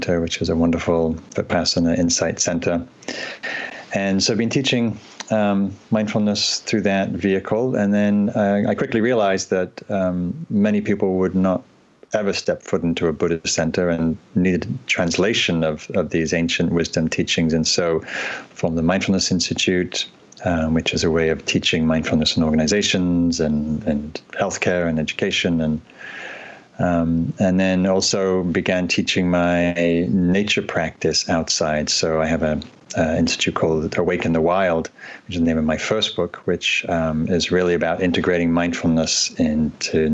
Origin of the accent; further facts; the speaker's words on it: Northumberland, North East England, United Kingdom; moved away as an adult; also born or lived in London / Asia; now in North America; So I am from England originally. I grew up in Northern England in Northumberland.